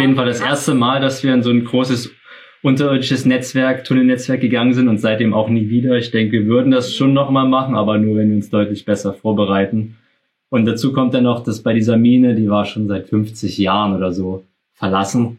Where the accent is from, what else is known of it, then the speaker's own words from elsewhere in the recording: Saxony, Germany; wir kommen ja aus Sachsen